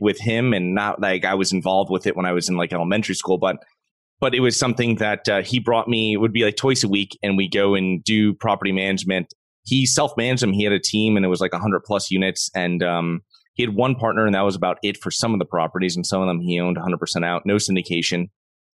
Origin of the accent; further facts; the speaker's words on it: Connecticut, United States; moved away as an adult; now in Florida, United States; I'm originally from Connecticut. I moved down to Florida in 2012